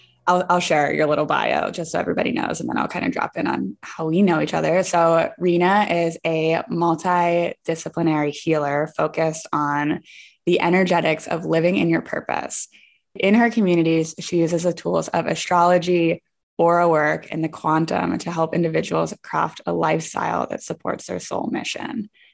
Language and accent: English; Pittsburgh, Pennsylvania, United States; So for me, since I'm from Pittsburgh, like Vermont, which is the East Coast, it just feels like home when I'm with people from that side of the country.